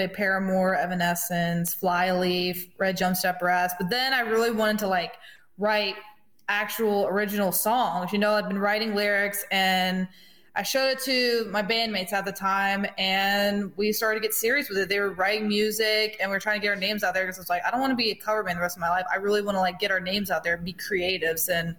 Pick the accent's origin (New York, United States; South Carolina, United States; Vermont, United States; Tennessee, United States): South Carolina, United States; Greenwood; moved away; I'm from Greenwood, South Carolina